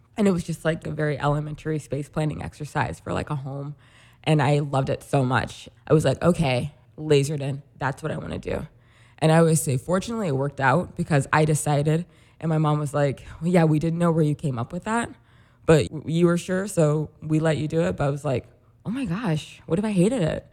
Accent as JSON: {"language": "English", "area": "Rolla", "region": "Missouri", "country": "United States", "tie": "born or raised there", "moved": "as an adult", "lives_now": "Chicago, United States", "said": "I'm from Rollins. It's a smallish city in Mis-, it's technically a city, a smallish city in Missouri."}